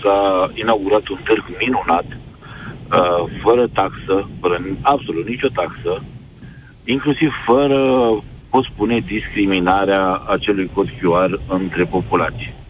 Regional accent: Craiova, Dolj, Romania; sunt din Craiova

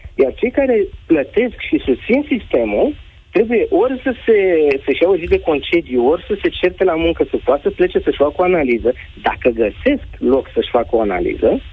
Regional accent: Romania; sunt din România

